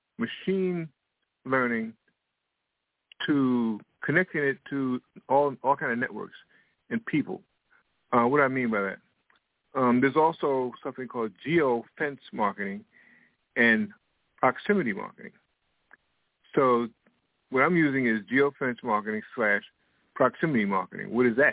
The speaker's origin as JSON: {"language": "English", "region": "New York", "country": "United States", "also_born_or_lived": "Washington, D.C.", "lives_now": "Florida, United States", "said": "I'm from New York and Washington, D.C. I'm presently in Florida. Next year, I'll be moving to Raleigh, North Carolina."}